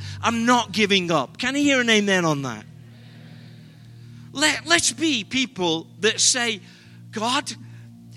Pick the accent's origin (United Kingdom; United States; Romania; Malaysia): United Kingdom; England; We're British